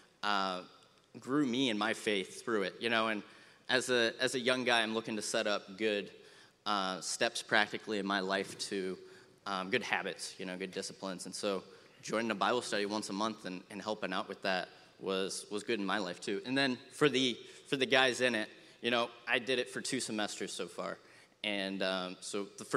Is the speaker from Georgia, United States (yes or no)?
no; Findlay, Ohio, United States; moved away as an adult; also born or lived in Ashland, Ohio; now in Maumee, United States; I'm from the Findlay area